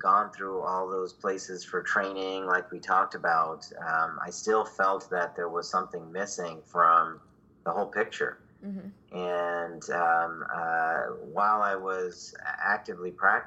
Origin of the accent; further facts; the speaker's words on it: Virginia, United States; moved away as an adult; also born or lived in Ann Arbor, Michigan; now in San Diego, United States; I'm from Virginia. I'm an East Coaster